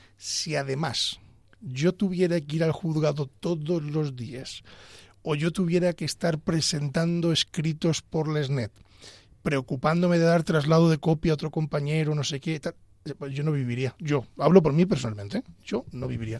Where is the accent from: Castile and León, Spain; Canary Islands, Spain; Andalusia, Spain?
Castile and León, Spain; Pedro Bernardo; moved away as an adult; now in Madrid, Spain; yo soy abulense, soy de Pedro Bernardo, y yo pues era un chico de provincia